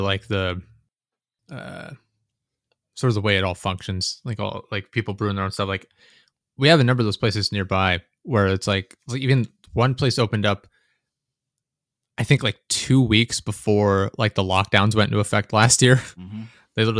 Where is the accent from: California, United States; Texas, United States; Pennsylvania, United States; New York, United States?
Pennsylvania, United States